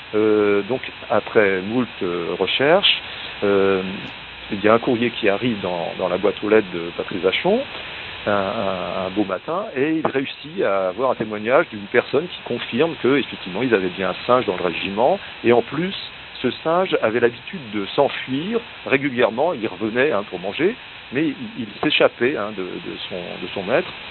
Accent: north-east France, France; ma région d'origine

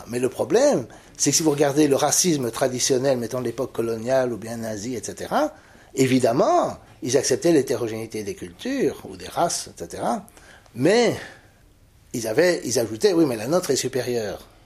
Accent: Belgium; Est-ce que je suis belge, wallon, francophone, bruxellois, européen, blanc, euh, chrétien, catholique

